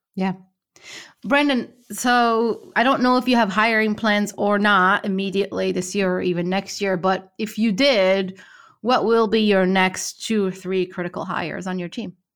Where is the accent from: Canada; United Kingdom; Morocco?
Morocco; moved away; I'm originally from Morocco